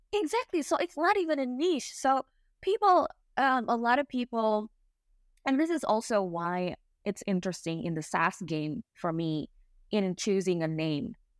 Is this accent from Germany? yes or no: no; Indonesia; English is a second language; moved away as an adult; now in England, United Kingdom; I'm Indonesian. I moved to England three years ago.